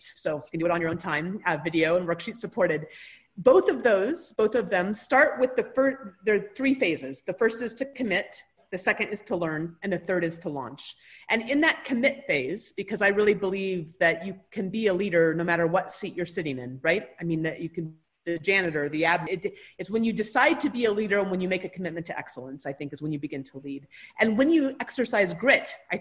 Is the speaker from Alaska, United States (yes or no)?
yes; Anchorage, Alaska, United States; grew up outside of Anchorage, which is most of Alaska doesn't consider to be truly Alaska